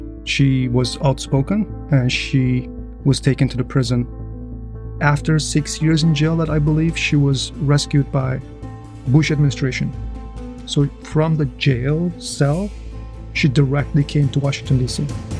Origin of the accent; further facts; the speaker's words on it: East Turkestan, Xinjiang, China; moved away as an adult; now in United States; this is my story. I'm a refugee from China, and I'm a US citizen, and I'm a father of four. We're Turkic Uyghur Muslims. When I say I'm from China, many people might think that I'm Chinese.